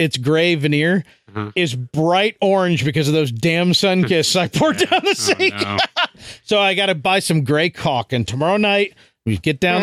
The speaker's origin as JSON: {"language": "English", "town": "Chicago", "region": "Illinois", "country": "United States", "tie": "born or raised there", "moved": "yes", "said": "when I was growing up in Chicago, we lived at the very bottom of an old neighborhood"}